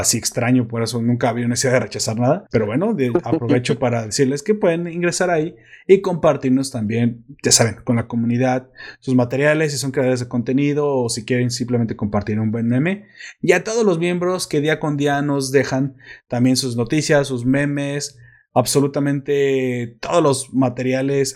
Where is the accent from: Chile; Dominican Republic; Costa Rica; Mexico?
Mexico; also born or lived in Guadalajara, Jalisco; sé cómo hablan los españoles y sé cómo hablamos los mexicanos